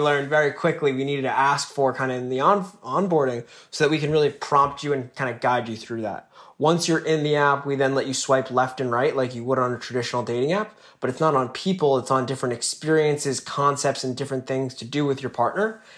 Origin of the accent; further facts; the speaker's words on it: northern New Jersey, United States; Grew up in northern New Jersey